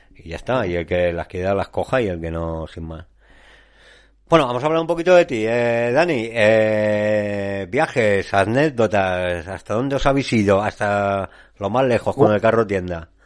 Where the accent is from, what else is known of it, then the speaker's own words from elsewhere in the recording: La Rioja, Spain; nosotros somos de La Rioja